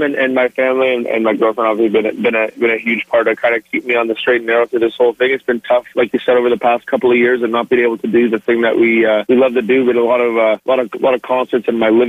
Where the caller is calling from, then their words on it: Bowmanville, Ontario, Canada; No, I'm at home. I'm in Bowmanville, Ontario right now.